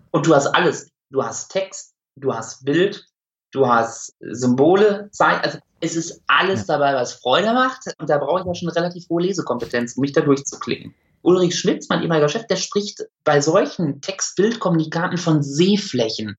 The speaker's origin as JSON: {"language": "German", "area": "Münsterland", "region": "North Rhine-Westphalia", "country": "Germany", "tie": "born or raised there", "moved": "as an adult", "lives_now": "Essen, Germany", "said": "Ich, ich bin Münsterländer durch und durch"}